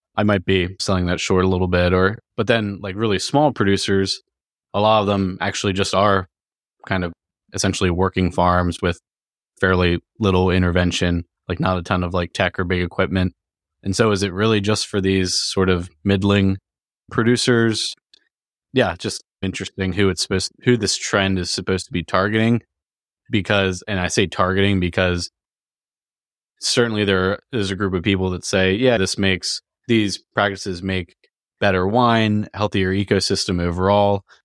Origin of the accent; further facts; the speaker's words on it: Virginia, United States; we're both from Virginia